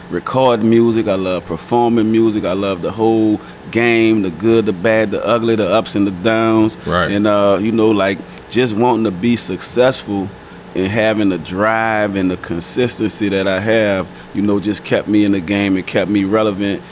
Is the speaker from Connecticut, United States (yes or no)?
no; New Orleans, Louisiana, United States; I'm from New Orleans, from the Nine Water Wild Desire Project